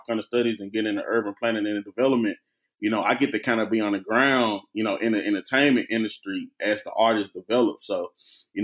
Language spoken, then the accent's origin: English; Memphis, Tennessee, United States; moved away as an adult; also born or lived in Nashville, Tennessee / Knoxville, Tennessee; I'm from Memphis, Tennessee